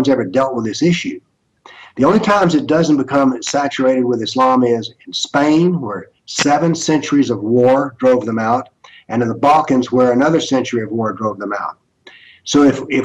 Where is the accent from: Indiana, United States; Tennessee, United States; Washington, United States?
Tennessee, United States; Nashville; I come from the Nashville, Tennessee is called the buckle on the Bible belt.